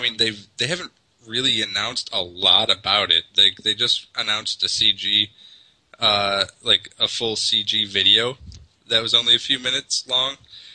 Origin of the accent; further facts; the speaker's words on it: Scotland, United Kingdom; Oh, it's probably because I'm Scottish.